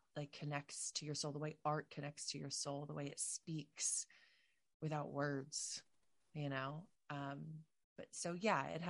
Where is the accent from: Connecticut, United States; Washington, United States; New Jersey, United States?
New Jersey, United States; I'm from New Jersey, South Jersey